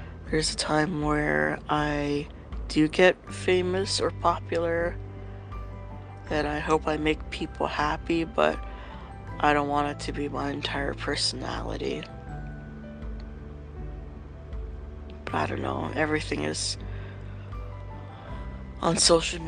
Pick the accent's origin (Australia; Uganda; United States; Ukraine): United States; Hawaii; moved away; I grew up in Hawaii